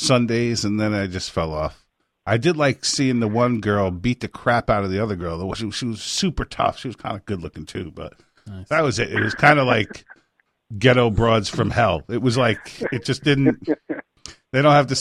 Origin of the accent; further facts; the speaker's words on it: Orange County, New York, United States; I grew up in Orange County, New York, which is like 10 minutes from where their show is